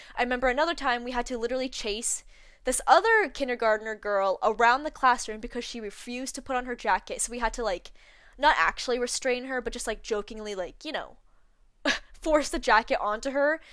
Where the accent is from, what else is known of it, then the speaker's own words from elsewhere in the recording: Canada; I was born in Canada, I was born and raised here